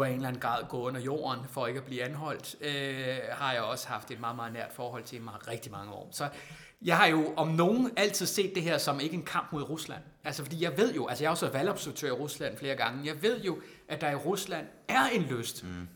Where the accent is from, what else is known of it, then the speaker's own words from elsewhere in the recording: Randers, Central Denmark Region, Denmark; jeg er jo fra Randers